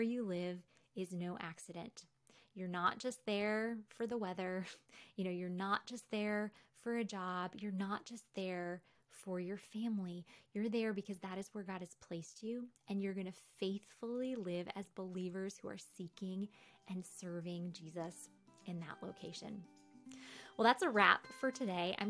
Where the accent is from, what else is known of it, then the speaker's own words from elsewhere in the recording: New York, United States; moved away; also born or lived in Wheaton; the environment I grew up in New York